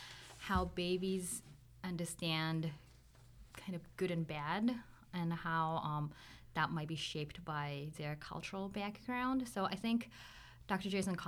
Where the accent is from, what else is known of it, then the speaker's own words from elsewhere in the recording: Japan; moved away as an adult; now in United States; So originally I'm from Japan, and that's where I grew up. I went to high school. I still have my families there.